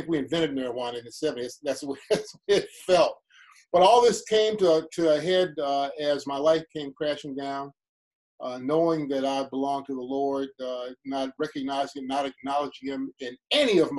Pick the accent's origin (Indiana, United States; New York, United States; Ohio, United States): Ohio, United States; Cleveland; also born or lived in Chicago; I grew up on 80th and Cedar, 80th off of Cedar in what's now called Fairfax